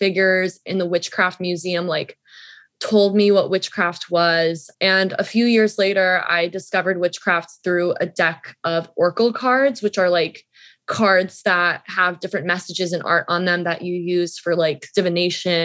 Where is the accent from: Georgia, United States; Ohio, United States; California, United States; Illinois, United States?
Georgia, United States; Atlanta; I grew up in Atlanta